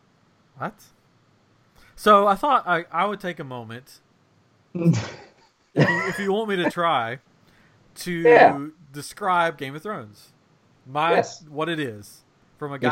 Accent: Tennessee, United States; I'm from Tennessee

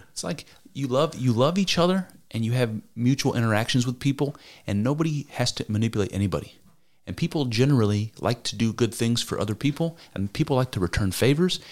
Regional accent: United States; I'm an American. I'm a white dude.

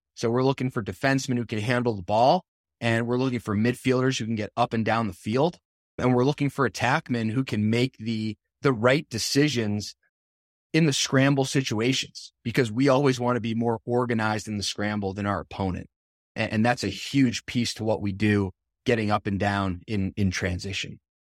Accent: New Jersey, United States; moved away; I'm from New Jersey

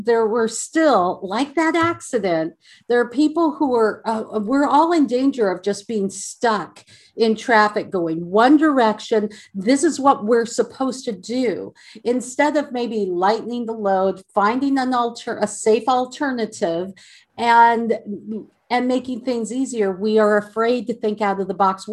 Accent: Seattle, Washington, United States; moved away as an adult; now in Texas, United States; my hometown of Seattle

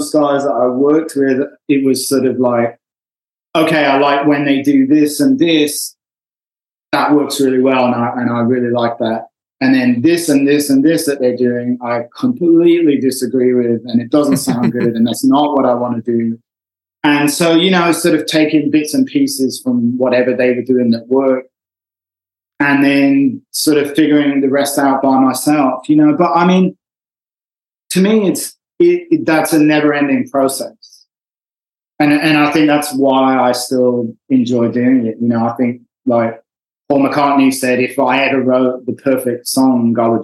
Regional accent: Wolverhampton, West Midlands, United Kingdom; moved away as an adult; now in Los Angeles, United States; I grew up in a fairly small town in England

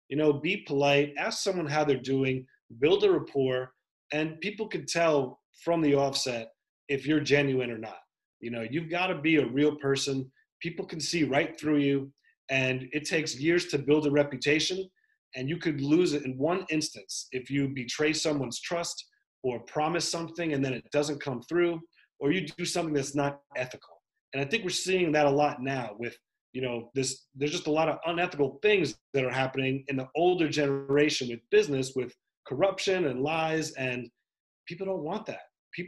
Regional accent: New York, United States; Sure, I grew up in Westchester County, which is a nice part of New York, but I spent more time in the South Bronx

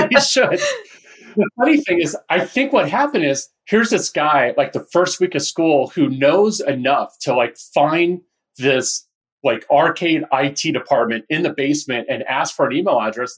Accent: Northern California, United States; also born or lived in Orange County, California; I grew up in Northern California.

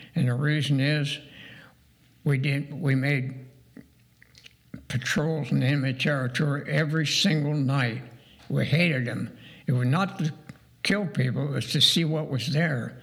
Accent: Dayton, Ohio, United States; also born or lived in Portage, Pennsylvania / Indiana; I grew up in North Dayton

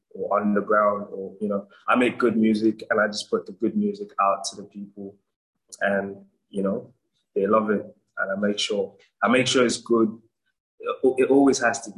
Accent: Nigeria; my hometown, Nigeria

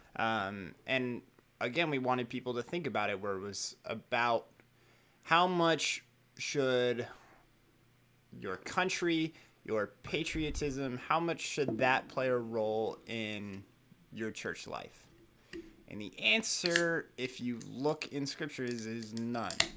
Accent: United States; I am an American, like, that's part of who I am. That's where I'm from.

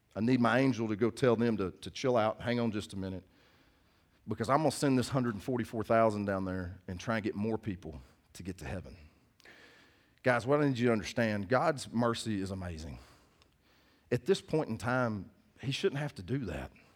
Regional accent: United States; I'm from Cass County

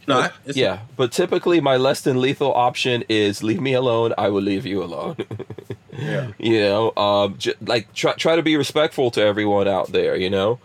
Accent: New York, United States; now in Florida, United States; growing up in New York

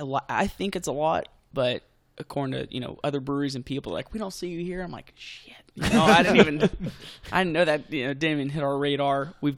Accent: Texas, United States; I grew up in Texas.

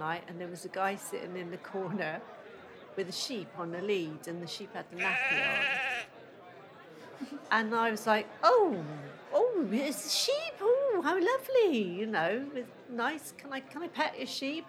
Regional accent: Downend, South West England, United Kingdom; I was brought up in Downing, but my nanny lived in Fishponds

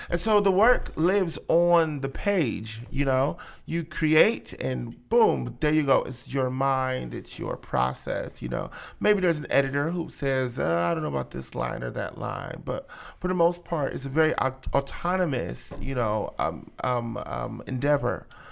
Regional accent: Akron, Ohio, United States; I'm from Akron, born and raised

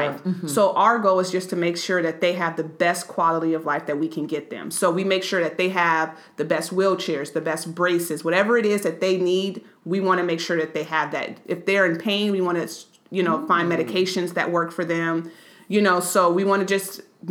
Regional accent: Oakland, California, United States; I was born and raised in Oakland, California

